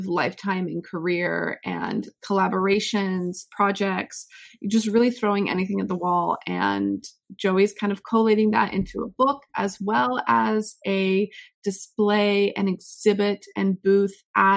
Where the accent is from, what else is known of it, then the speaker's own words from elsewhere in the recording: United States; as an American